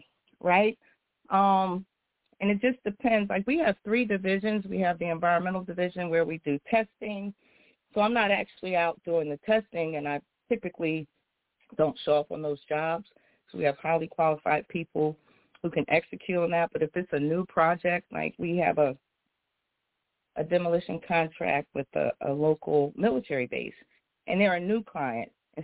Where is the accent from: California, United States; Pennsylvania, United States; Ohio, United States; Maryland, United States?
Pennsylvania, United States; Philadelphia; moved away as an adult; now in West Coast, United States; I'm a girl from Philly, North Philly, you know, grew up in Philadelphia. I'm now on the West Coast